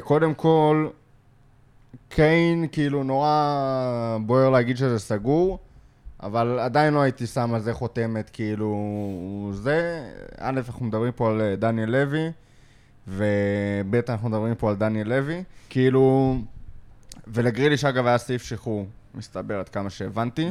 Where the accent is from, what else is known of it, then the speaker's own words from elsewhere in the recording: Lod, Central District, Israel; גדלתי בלוד